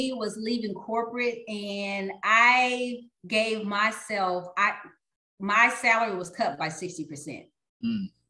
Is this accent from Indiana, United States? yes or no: no; Texas, United States; you know, it's kind of like I am from Texas. So I'll say, you got to go home, you got to go big.